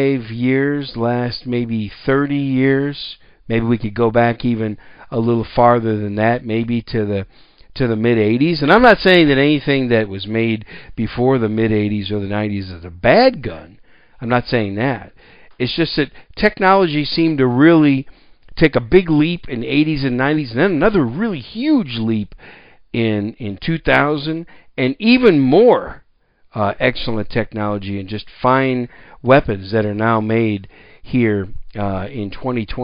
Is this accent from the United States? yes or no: yes; 15 miles west of Green Bay, Wisconsin, United States; moved away as an adult; also born or lived in New York City / Oklahoma; now in San Antonio, United States; I grew up about 15 miles west of Green Bay